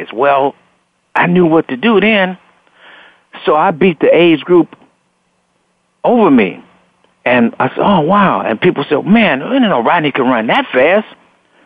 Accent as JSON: {"language": "English", "town": "Chicago", "region": "Illinois", "country": "United States", "tie": "born or raised there", "also_born_or_lived": "Robbins, Illinois", "said": "moved out here to Robbins, Illinois, from the west side of Chicago"}